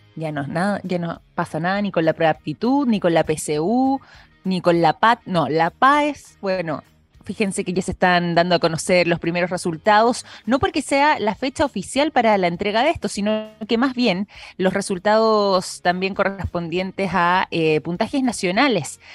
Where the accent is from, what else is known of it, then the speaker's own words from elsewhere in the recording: Chile; nuestra historia como chilenos